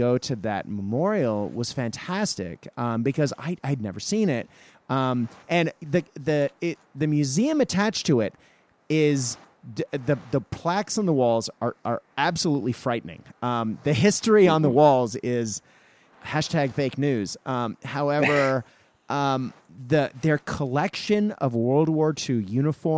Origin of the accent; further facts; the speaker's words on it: Japan; moved away; I grew up in Japan